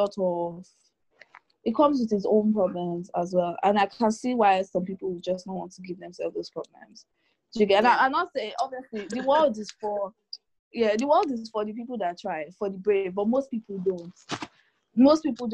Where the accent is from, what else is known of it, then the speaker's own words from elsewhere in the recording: Lagos, Nigeria; I was born in Lagos